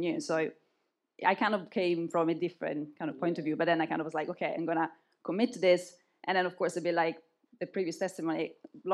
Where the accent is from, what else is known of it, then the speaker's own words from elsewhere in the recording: Italy; moved away as an adult; now in London, United Kingdom; I came from Italy, and the only option in Italy kind of to be close to God and what I've always known was being a Catholic church